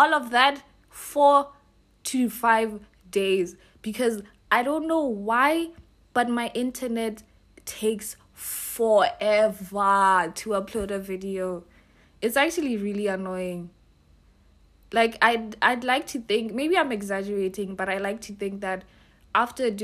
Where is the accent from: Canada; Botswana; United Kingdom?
Botswana; I'm from Botswana